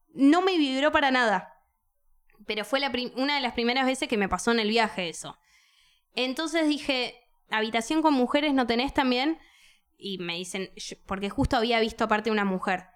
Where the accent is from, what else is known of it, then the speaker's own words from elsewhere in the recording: Buenos Aires, Argentina; como buena porteña